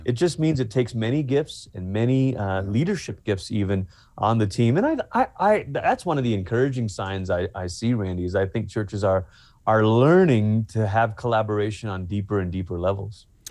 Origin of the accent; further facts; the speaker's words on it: Malaysia; moved away; I'm originally from Malaysia